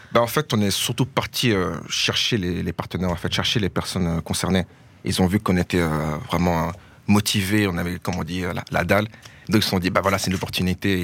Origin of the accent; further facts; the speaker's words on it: Verviers, Wallonia, Belgium; chez nous à Verviers